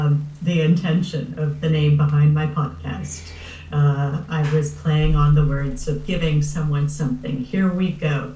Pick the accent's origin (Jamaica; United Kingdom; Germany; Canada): Canada; Ottawa, Ontario; moved away as an adult; also born or lived in Toronto / New York City / New Jersey; I'm currently living back in my hometown of Ottawa, Canada, the capital of the country. I was gone for 30 years after university.